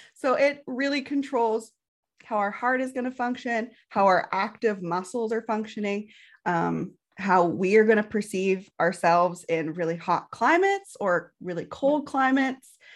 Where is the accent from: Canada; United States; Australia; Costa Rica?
Canada; Canadian prairies